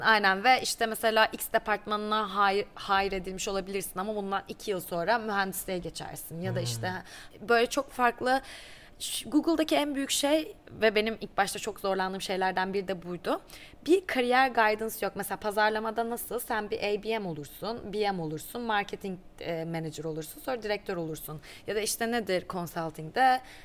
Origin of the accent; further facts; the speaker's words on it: Black Sea Region, Turkey; moved away as an adult; also born or lived in Istanbul, Turkey; now in Dublin, Ireland; Ben aslında çok küçük bir yerde doğdum. Ee, Karadeniz'de elde ettim. Hatta, e, lise hayatımın sonuna kadar da oradaydım.